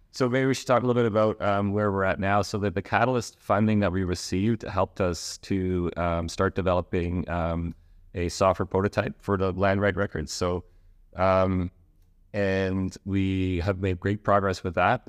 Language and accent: English; Netherlands; moved away; also born or lived in Canada; I'm Dutch Canadian. I grew up in Holland